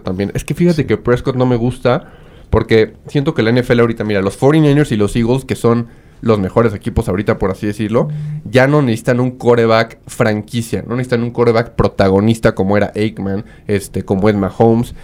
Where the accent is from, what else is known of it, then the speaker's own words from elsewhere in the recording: Mexico; como buen mexicano